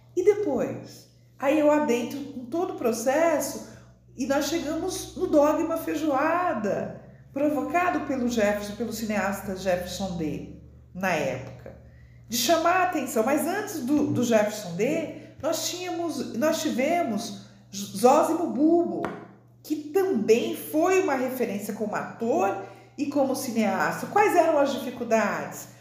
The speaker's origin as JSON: {"language": "Portuguese", "region": "São Paulo", "country": "Brazil", "moved": "as an adult", "lives_now": "Brasília, Brazil", "said": "sou de São Paulo, né? estou em Brasília, na Universidade de Brasília, mas eu sou de São Paulo"}